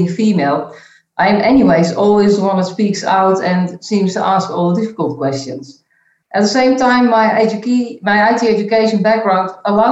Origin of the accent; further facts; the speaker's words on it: Netherlands; moved away as an adult; also born or lived in Chicago, United States / Geneva, Switzerland; now in Belgium; I was born and I grew up in the Netherlands in a pretty stable family environment